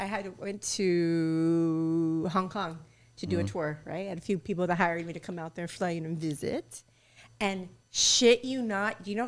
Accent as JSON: {"language": "English", "country": "Mexico", "said": "I'm Mexican."}